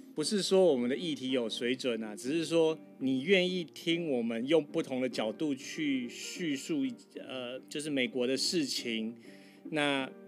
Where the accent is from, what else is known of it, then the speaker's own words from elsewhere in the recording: Taiwan; now in United States; 我们台湾人都是讲老罗斯福啦